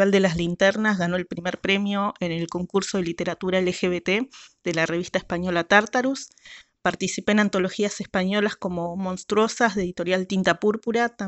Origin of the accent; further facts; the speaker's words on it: Buenos Aires, Argentina; de Buenos Aires, Argentina, la autora del cuento Ornitofobia